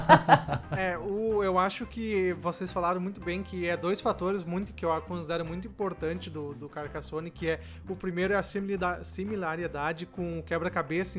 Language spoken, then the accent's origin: Portuguese; Venâncio Aires, Rio Grande do Sul, Brazil; eu sou do Rio Grande do Sul, Venâncio Aires